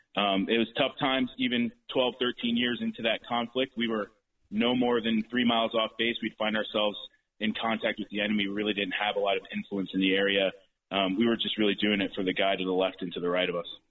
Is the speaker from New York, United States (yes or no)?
no; Bergen County, New Jersey, United States; this is my home. I grew up in Bergen County my entire life